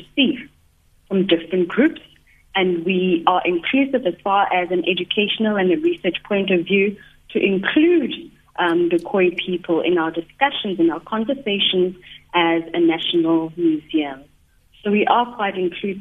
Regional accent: South Africa; the history of our country

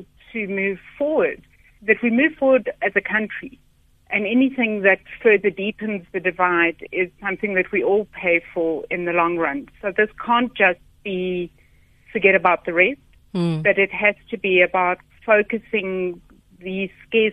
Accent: South Africa; being South African

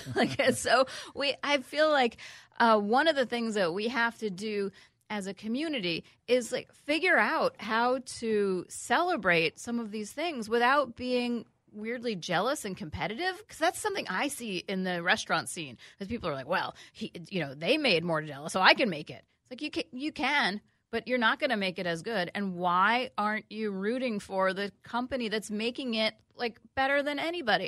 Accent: United States; living as an American parent in the year twenty nineteen

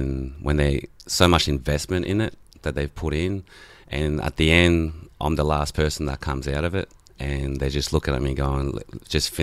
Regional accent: French Polynesia; first language Tahitian; English is a second language; now in Australia; I'm from Tahiti, so pretty much migrated here in 91 with all the family

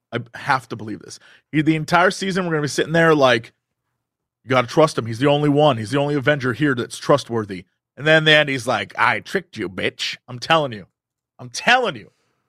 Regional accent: France; I come from France.

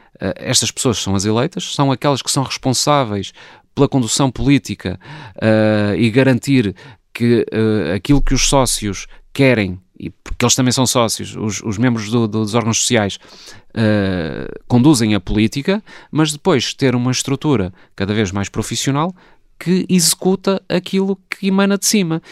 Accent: Porto, Norte, Portugal; eu que até nasci no Porto eh, e portanto sou um sportinguista do Porto

